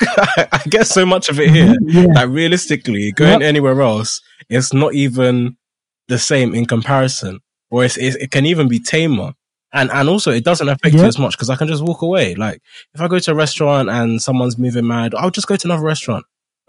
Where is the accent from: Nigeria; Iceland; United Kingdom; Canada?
United Kingdom; I mean, I wasn't born here, but I'm British